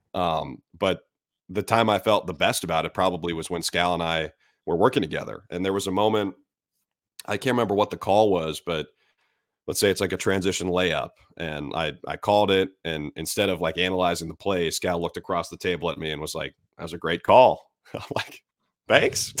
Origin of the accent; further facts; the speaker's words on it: Minnesota, United States; moved away; also born or lived in Syracuse; I grew up in Minnesota